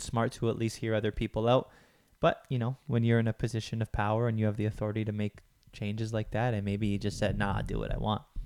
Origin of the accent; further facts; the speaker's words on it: Toronto, Ontario, Canada; I'm from Toronto.